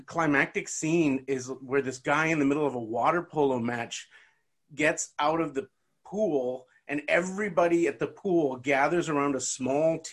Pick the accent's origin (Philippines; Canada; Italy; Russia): Canada; Burnaby, British Columbia; I grew up mostly in South Burnaby